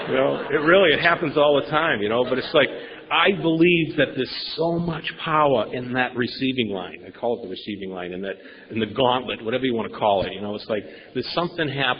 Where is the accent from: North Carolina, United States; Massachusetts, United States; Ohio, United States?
Massachusetts, United States; Boston; now in San Diego, United States; I grew up in Boston area with five other brothers.